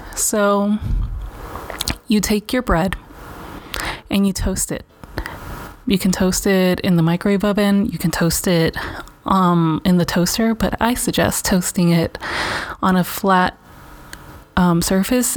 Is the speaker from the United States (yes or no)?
yes; Los Angeles, California, United States; I grew up in Venice.